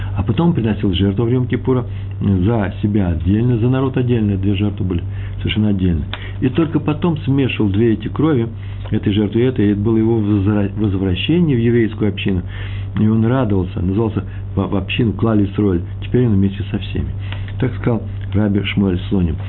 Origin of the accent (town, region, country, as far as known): Russia